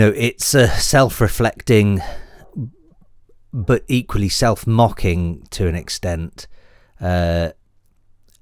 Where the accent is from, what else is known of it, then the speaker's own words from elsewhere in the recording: Wales, United Kingdom; also born or lived in Bristol; born and bred in Wales and spent a lot of time in Bristol